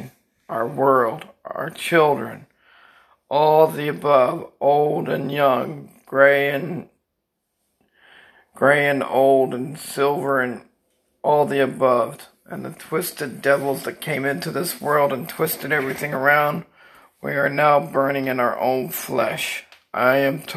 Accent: Pembroke Pines, Florida, United States; I'm from Pembroke Pines, Florida

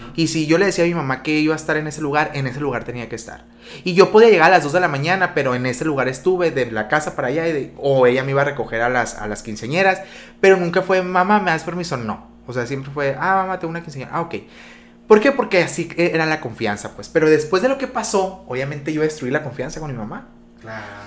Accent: Benjamín Hill, Sonora, Mexico; yo soy de Benjamín

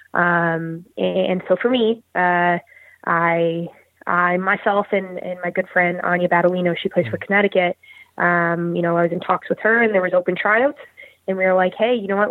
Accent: Burnaby, British Columbia, Canada; I grew up in Burnaby, British Columbia, um, just outside of uh, downtown Vancouver.

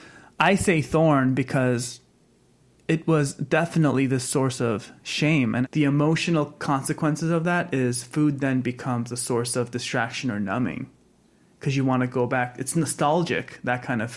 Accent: United States; Being an American boy

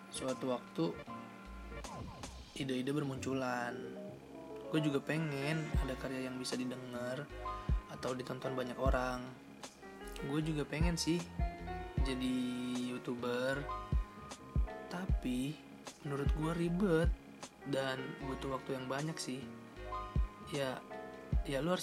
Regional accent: Bekasi, West Java, Indonesia; born there; gue lahir di Bekasi tanggal 16 Juni tahun 99 dan sekarang gue menginjak di umur 20 tahun

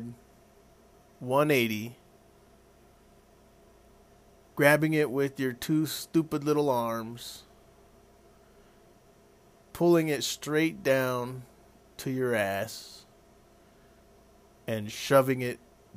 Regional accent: Arizona, United States; I was born in Arizona

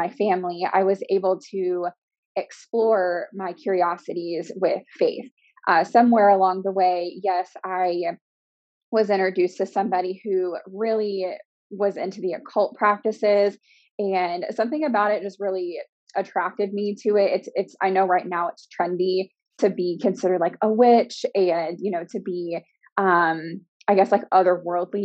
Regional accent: Springfield, Ohio, United States; also born or lived in Dayton, Ohio; I'm from Ohio, like a small town in Ohio called Springfield. I live in Dayton/Vandalia now

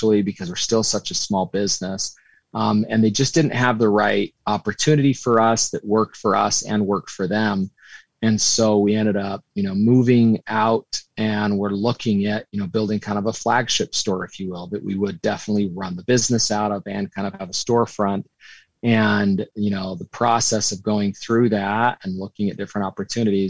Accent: Utah, United States; moved away; also born or lived in New York City; we're both from Utah

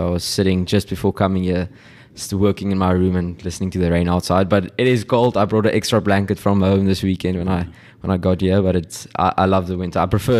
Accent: Stellenbosch, Western Cape, South Africa; I grew up in Stellenbosch. I went to Stellenbosch Primary School, went to Paul Rose Gymnasium, and then came to Eendracht.

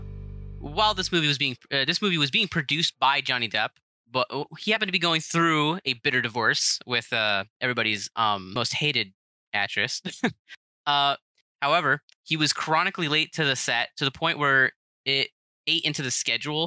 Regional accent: United States; I'm from the good old US of A.

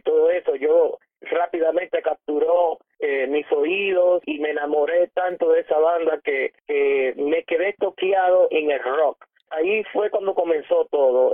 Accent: Puerto Rico; now in New Jersey, United States; en mi país, en Puerto Rico

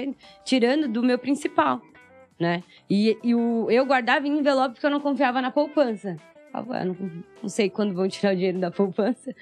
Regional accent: São Paulo, Brazil; also born or lived in Maranhão; Eu sou do Heliópolis, cresci... Heliópolis é uma das maiores comunidades aqui do Brasil. Uhum. Sim. Então cresci lá

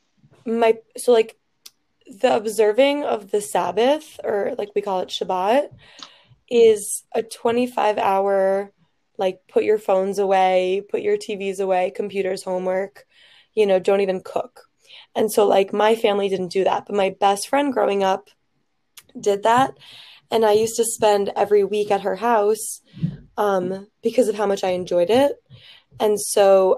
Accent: Fort Lauderdale, Florida, United States; moved away as an adult; now in Michigan, United States; I'm originally from Fort Lauderdale, Florida

